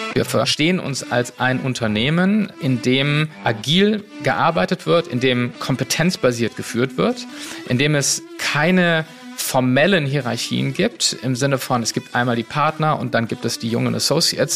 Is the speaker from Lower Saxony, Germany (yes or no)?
no; Cologne, North Rhine-Westphalia, Germany; now in Berlin, Germany; ich bin äh, Kölner und Rheinländer